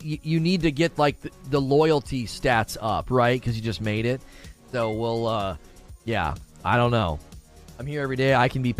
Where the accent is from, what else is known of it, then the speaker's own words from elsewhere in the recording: Canton, Ohio, United States; I'm originally from Canton, Ohio